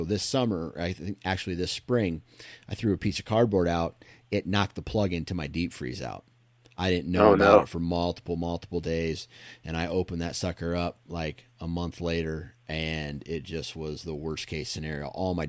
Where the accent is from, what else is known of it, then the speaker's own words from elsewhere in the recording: Iowa, United States; I guess it's just more nostalgic for me because I grew up in Iowa